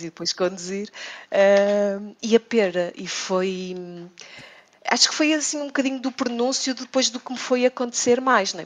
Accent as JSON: {"language": "Portuguese", "town": "Porto", "region": "Norte", "country": "Portugal", "said": "eu sou do Porto"}